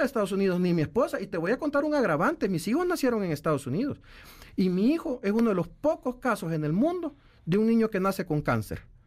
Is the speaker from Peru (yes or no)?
no; El Salvador; nosotros como salvadoreños